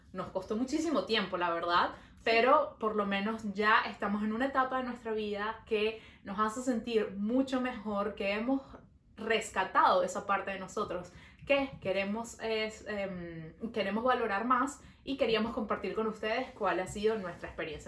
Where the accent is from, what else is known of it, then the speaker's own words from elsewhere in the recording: Venezuela; now in Montreal, Canada; Nosotros somos dos amigas venezolanas viviendo en Montreal.